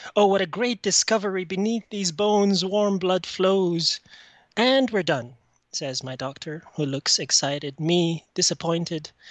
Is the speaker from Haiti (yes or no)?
no; Egypt; now in Canada; I'm calling from Canada. I'm originally from Egypt.